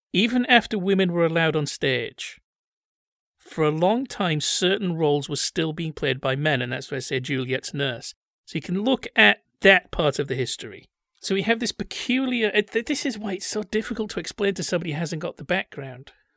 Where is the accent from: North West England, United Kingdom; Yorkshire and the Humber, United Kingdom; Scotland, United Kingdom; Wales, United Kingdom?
Yorkshire and the Humber, United Kingdom; Bradford; I'm from Bradford